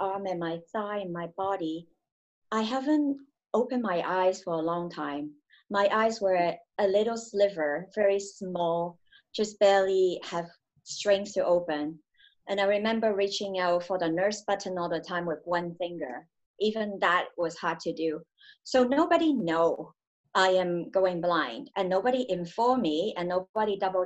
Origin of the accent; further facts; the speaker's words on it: Hong Kong; I grew up in Hong Kong.